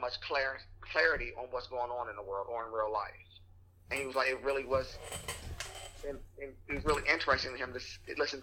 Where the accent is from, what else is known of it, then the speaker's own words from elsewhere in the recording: Washington, District of Columbia, United States; I'm like, from Washington, D.C. originally